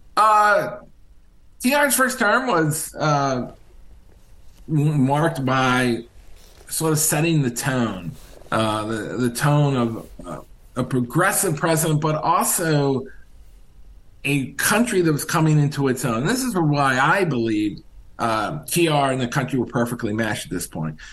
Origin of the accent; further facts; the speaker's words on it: Richmond, Virginia, United States; I'm originally from Richmond, Virginia